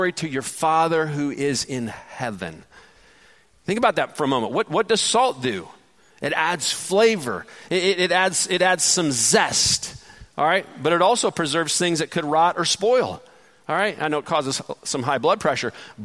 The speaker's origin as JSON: {"language": "English", "town": "Detroit", "region": "Michigan", "country": "United States", "tie": "born or raised there", "moved": "yes", "lives_now": "Georgia, United States", "said": "Detroit, Michigan, which is my hometown"}